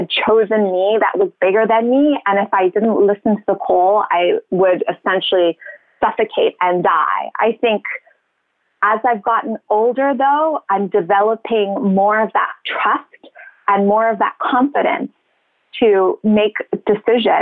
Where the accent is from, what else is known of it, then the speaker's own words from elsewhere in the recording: Cape Town, Western Cape, South Africa; moved away as an adult; also born or lived in Zimbabwe; I was born in Zimbabwe, which is a country just above South Africa. And then I went to school in Cape Town, which is at the bottom point of South Africa. So high school and university